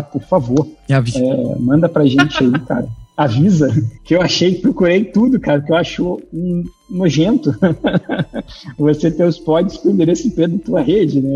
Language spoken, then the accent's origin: Portuguese; Niterói, Rio de Janeiro, Brazil; moved away as an adult; now in Blumenau, Brazil; Carioca não, sou de Niterói, né? Na verdade, no Rio de Janeiro.